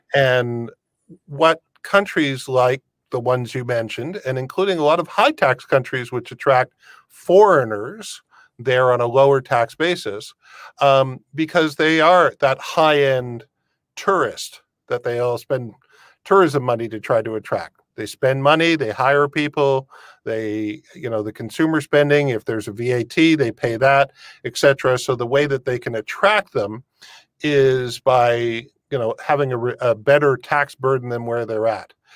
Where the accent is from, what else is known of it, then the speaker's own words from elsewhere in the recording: Windsor, Ontario, Canada; now in Europe; born and raised in Windsor